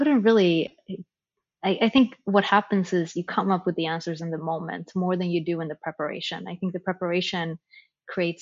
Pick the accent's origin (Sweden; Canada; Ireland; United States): Sweden; moved away; how I was raised in Sweden